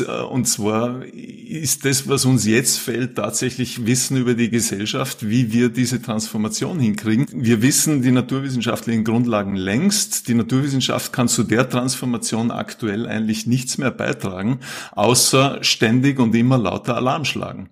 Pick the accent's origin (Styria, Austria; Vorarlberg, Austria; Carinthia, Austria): Vorarlberg, Austria; moved away as an adult; also born or lived in Salzburg; now in Vienna, Austria; Ich bin ursprünglich Vorarlberger, habe dann lang in Salzburg gelebt, Studium Zivildienst dort gemacht und bin seit mittlerweile gut 20 Jahren in Wien